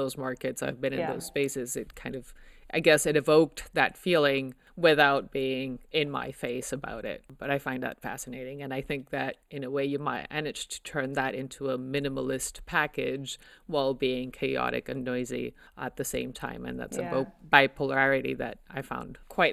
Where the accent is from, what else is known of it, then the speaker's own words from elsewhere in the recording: Mexico City, Mexico; Growing up in Mexico City